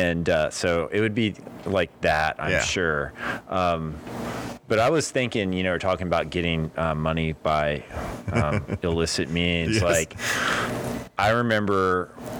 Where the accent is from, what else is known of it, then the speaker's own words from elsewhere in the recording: Port Aransas, Texas, United States; also born or lived in Corpus Christi, Texas; growing up in Puerto Rances